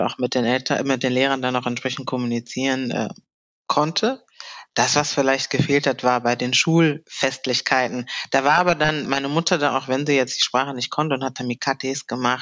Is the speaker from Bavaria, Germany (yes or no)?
no; Cologne, North Rhine-Westphalia, Germany; ich bin in äh, Deutschland geboren, genauer gesagt in Köln. Mhm. Habe auch meine Heimatstadt Köln seitdem ja nicht wirklich verloren oder bin äh, weggezogen.